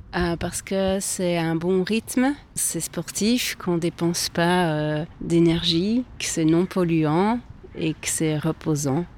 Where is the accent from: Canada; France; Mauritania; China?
France; Grenoble, Auvergne-Rhône-Alpes; now in Burgundy, France; je viens de Grenoble